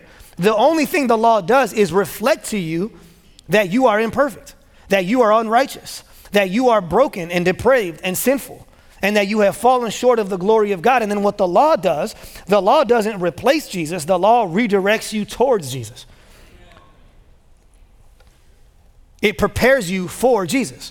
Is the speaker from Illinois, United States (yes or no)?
yes; Chicago, Illinois, United States; moved away as an adult; now in Memphis, United States; I was born and raised in Chicago